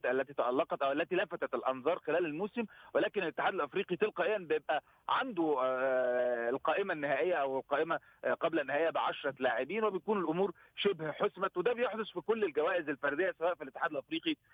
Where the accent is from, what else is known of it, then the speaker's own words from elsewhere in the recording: Egypt; انا انا كمصري